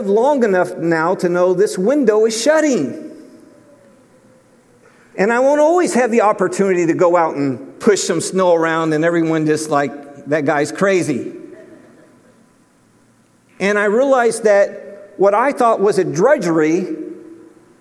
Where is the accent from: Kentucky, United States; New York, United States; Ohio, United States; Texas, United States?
Ohio, United States; Cleveland; moved away; growing up in Cleveland, Ohio